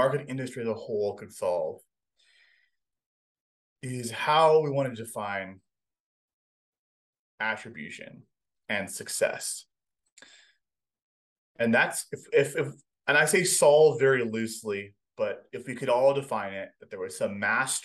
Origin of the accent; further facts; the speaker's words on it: Hawaii, United States; moved away as an adult; I grew up in Hawaii